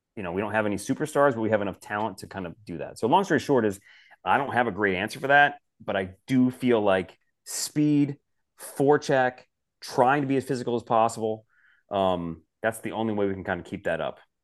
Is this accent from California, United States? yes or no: no; Detroit, Michigan, United States; I grew up in Detroit, so I'm born and raised a Detroit Red